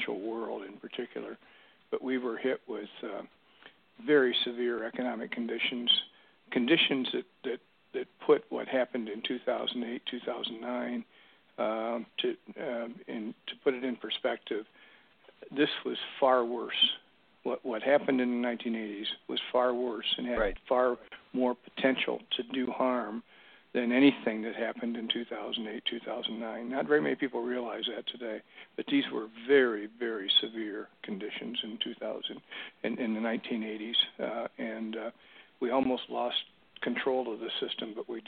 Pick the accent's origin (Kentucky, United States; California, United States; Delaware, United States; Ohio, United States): Ohio, United States; Bryan; moved away as an adult; also born or lived in Milwaukee; I am from Bryan, Ohio. It's a small town in northwest Ohio